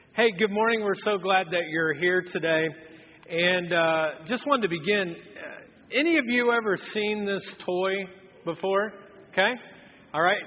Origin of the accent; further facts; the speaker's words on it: Anderson, United States; I grew up in Anderson